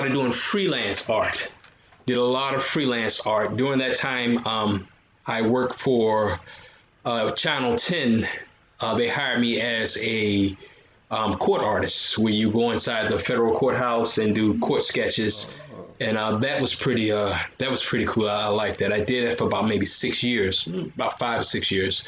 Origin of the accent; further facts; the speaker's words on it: Virginia, United States; also born or lived in South Florida / Tampa area, Florida; now in Tampa, United States; I'm originally, I was born in Virginia, grew up there